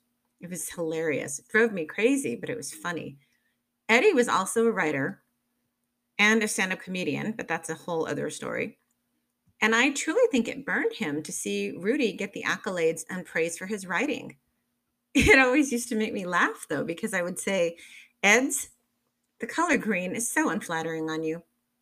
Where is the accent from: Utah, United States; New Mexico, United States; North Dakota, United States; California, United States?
New Mexico, United States; Albuquerque; here in my hometown of Albuquerque